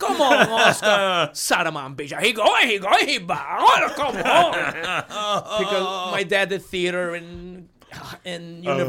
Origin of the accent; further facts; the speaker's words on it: Weehawken, New Jersey, United States; also born or lived in Cuba / Union City, New Jersey; No, I grew up in New Jersey.